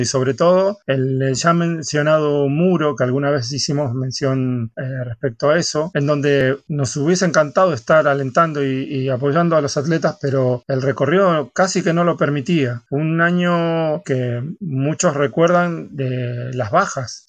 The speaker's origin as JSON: {"language": "Spanish", "country": "Argentina", "moved": "yes", "lives_now": "Barcelona, Spain"}